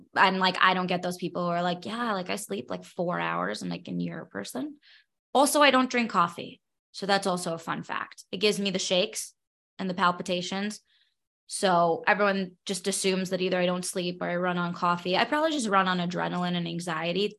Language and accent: English; New York City, New York, United States; moved away as an adult; now in Nevada, United States; I grew up born and bred in Brooklyn, New York.